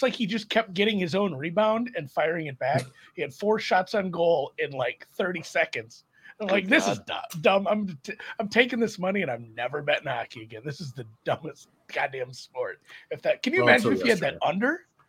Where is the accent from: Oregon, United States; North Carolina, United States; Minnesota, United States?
Minnesota, United States; I grew up in Minnesota.